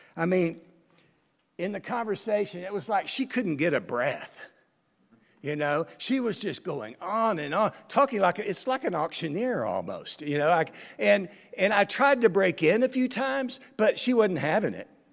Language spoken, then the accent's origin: English; United States; I'm an American